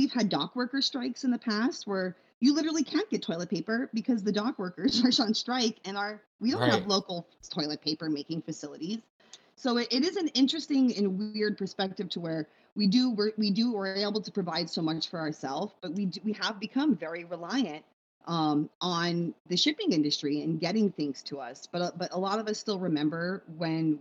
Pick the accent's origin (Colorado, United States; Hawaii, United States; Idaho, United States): Hawaii, United States; Big Island; I grew up on the Big Island in a time before we had stores